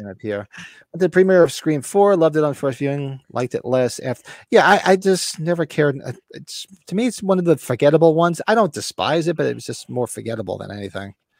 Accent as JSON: {"language": "English", "country": "United States", "tie": "born or raised there", "said": "I grew up near New York City. I work in there a lot."}